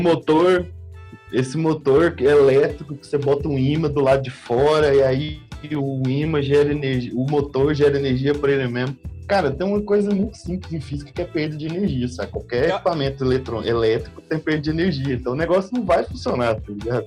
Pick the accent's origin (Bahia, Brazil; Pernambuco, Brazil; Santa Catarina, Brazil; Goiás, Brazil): Goiás, Brazil; Goiânia; eu lembro quando eu era moleque em, em Goiânia